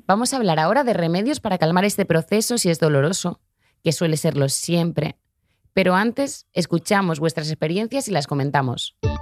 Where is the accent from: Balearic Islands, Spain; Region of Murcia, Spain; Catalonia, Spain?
Balearic Islands, Spain; Ciutadella; de Ciutadella.